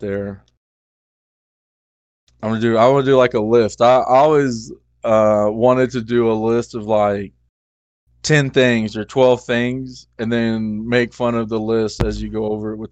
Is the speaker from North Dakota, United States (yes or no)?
no; Texas, United States; accent: southern; moved away